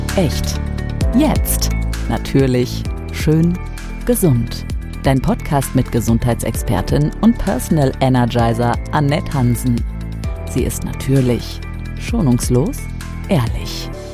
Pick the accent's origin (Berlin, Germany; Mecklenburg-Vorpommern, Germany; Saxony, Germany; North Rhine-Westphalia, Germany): Mecklenburg-Vorpommern, Germany; Ich komme ja aus, aus Mecklenburg-Vorpommern